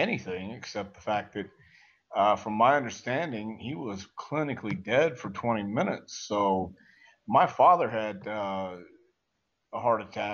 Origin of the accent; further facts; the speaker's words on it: the South, United States; moved away as an adult; also born or lived in California / Portland, Oregon; growing up in the South and traveling the territories around the Southeast